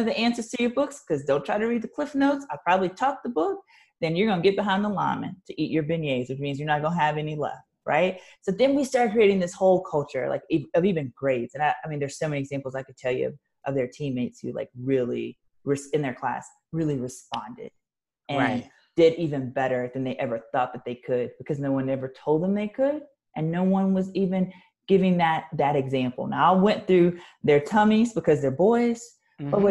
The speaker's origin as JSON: {"language": "English", "region": "Louisiana", "country": "United States", "said": "because I'm from Louisiana"}